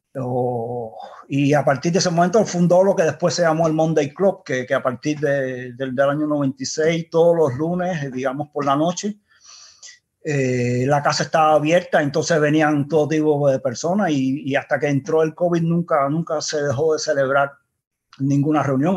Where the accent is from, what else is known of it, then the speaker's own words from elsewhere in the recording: Cuba; accent: Cuban; moved away; also born or lived in Denmark; nací en Dinamarca y de cinco meses me llevaron a Cuba